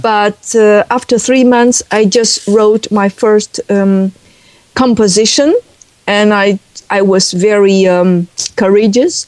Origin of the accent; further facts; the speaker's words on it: Beijing, China; English is a second language; moved away as an adult; now in Netherlands; I was born in 1960 in Beijing, and I was educated there